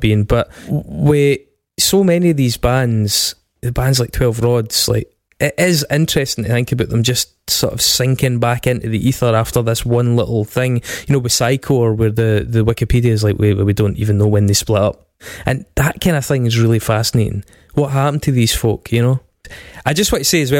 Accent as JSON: {"language": "English", "town": "Stirling", "region": "Scotland", "country": "United Kingdom", "tie": "born or raised there", "said": "Craig and I grew up in Stirling"}